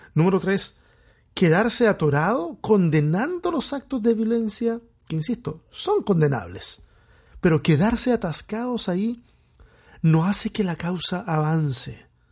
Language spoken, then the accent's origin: Spanish; Chile; soy chileno